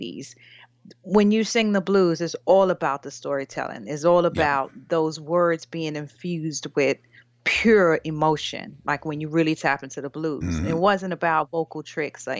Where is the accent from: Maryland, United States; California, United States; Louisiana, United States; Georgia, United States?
Louisiana, United States; New Orleans; also born or lived in New York; now in London, United Kingdom; I'm from New Orleans, Louisiana.